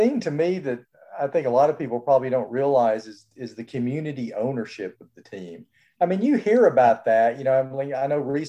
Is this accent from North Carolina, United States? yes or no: no; Birmingham, Alabama, United States; moved away; I'm a kid growing up in Birmingham, Alabama.